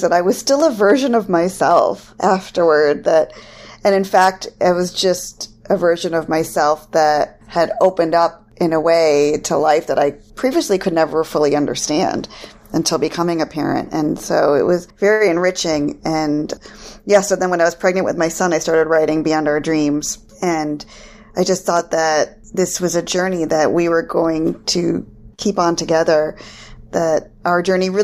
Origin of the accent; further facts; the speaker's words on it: Farmington Hills, Michigan, United States; moved away as an adult; also born or lived in Ann Arbor, Michigan / Chicago / Boston / Washington, D.C.; now in Smyrna, United States; I grew up in Farmington Hills, mostly, although we moved around a lot